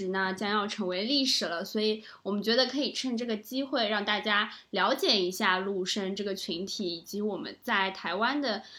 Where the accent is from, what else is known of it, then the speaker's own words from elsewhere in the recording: China; accent: Taiwanese Mandarin; also born or lived in Taiwan; 我说我真的听不懂，我不是台湾的人，我是大陆人。然后他还以为我开玩笑，因为我大四的时候那个口音就是和、